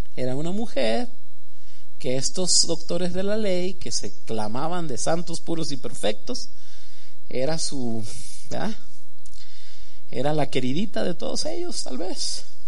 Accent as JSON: {"language": "Spanish", "region": "Sinaloa", "country": "Mexico", "moved": "yes", "said": "yo que soy de Sinaloa"}